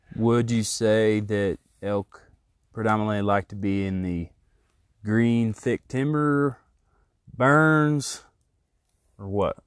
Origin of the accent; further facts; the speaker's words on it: Indiana, United States; I'm from Indiana.